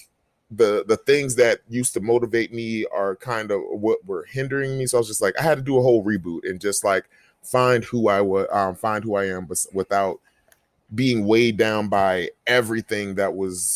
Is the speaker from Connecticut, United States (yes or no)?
no; Jacksonville, Florida, United States; my hometown of Jacksonville